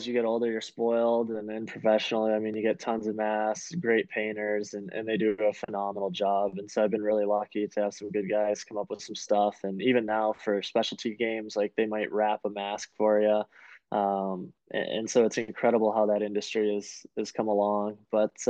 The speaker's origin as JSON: {"language": "English", "town": "Bloomfield Township", "region": "Michigan", "country": "United States", "tie": "born or raised there", "said": "Yeah, I was really fortunate there. Lived out on a lake"}